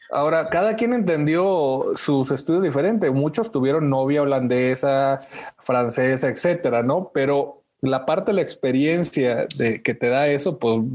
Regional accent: Monterrey, Nuevo León, Mexico; bueno, ya ves, yo soy regio, ¿no? De nacimiento. Eh, y pues me tocó ahí en el regio Chepevera y en Monterrey, eh, donde no nos enseñan tampoco buen inglés

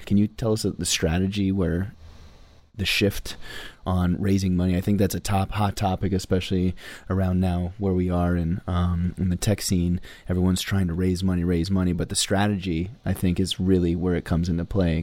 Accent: Sedona, Arizona, United States; I'm from Sedona, Arizona

